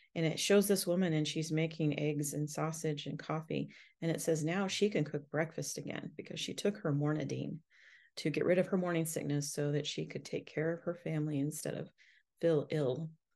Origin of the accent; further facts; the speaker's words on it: United States; as an American